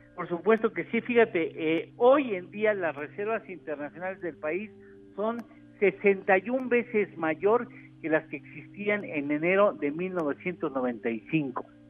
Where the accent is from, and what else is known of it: Mexico